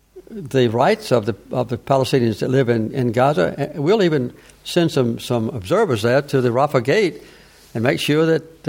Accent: the South, United States; I grew up with it in the South with anti-black. When I was a child, I had no white neighbors. All my neighbors were black

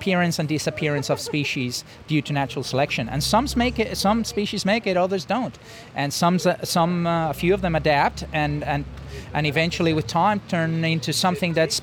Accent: Madrid, Community of Madrid, Spain; moved away as an adult; now in Adelaide, Australia; I come from Madrid

